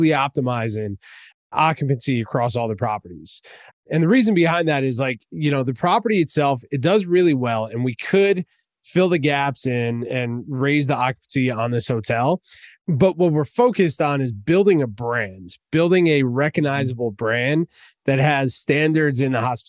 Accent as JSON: {"language": "English", "region": "New Jersey", "country": "United States", "said": "I'm from Jersey, man. So I say tattoo"}